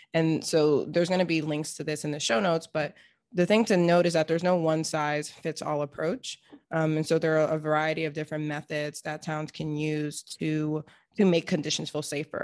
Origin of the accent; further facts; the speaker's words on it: Seattle, Washington, United States; growing up in Seattle